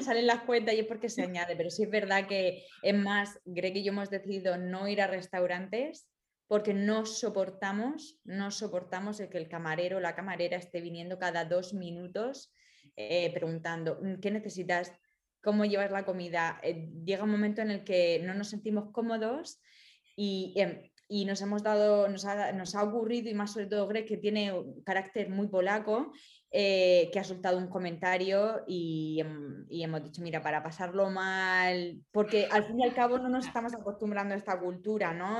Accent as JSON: {"language": "Spanish", "town": "Murcia", "region": "Region of Murcia", "country": "Spain", "also_born_or_lived": "London", "moved": "as an adult", "lives_now": "United States", "said": "venimos de Murcia"}